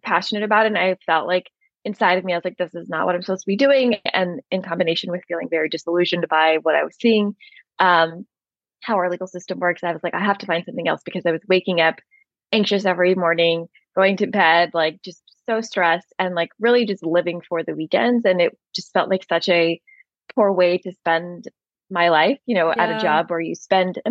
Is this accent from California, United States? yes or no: yes; Southern California, United States; moved away as an adult; also born or lived in New York City; I grew up in Southern California, but then I spent most of my adulthood on the East Coast of the U.S.